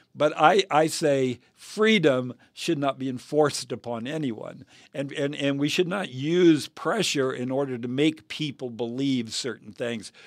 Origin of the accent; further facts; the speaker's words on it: United States; I am a Christian before I am an American.